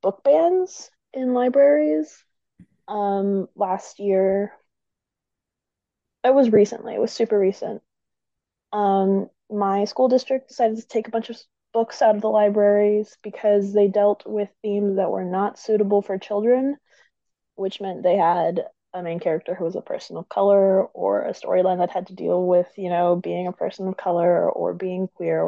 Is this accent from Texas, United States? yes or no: yes; Texas, United States; also born or lived in San Antonio; I'm from Texas.